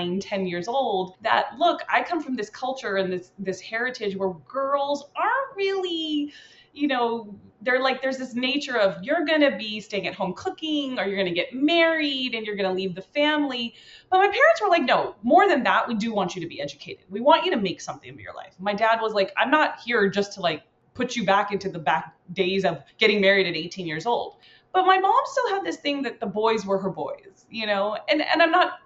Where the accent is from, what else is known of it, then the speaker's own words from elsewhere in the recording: Cerritos, California, United States; I grew up in Cerritos, California, a very diverse town here in Cali